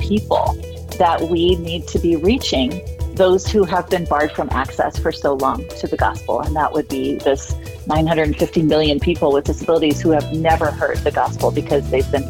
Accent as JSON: {"language": "English", "country": "Sierra Leone", "tie": "born or raised there", "said": "Well, of course, I viewed it through a child's eyes at that time, right? And I remember it being sort of an idyllic place to live. My memories there are all very happy."}